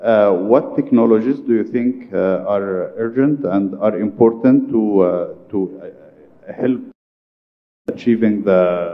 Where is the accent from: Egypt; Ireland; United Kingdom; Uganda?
Egypt; I'm from Egypt